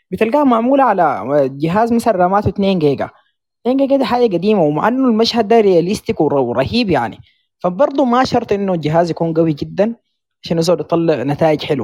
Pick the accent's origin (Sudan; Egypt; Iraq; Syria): Sudan; احنا سودانيين وقاعدين في السودان نسيت ولا شنو؟